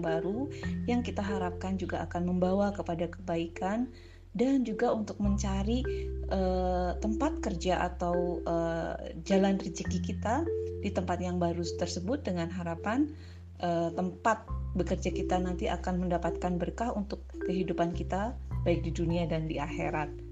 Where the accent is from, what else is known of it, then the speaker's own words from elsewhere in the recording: Purwokerto, Central Java, Indonesia; moved away as an adult; now in Palangkaraya, Indonesia; Saya berasal dari Jawa Tengah, tepatnya adalah kota Purwokerto, tetapi saat ini saya tinggal di Palangkaraya, Kalimantan Tengah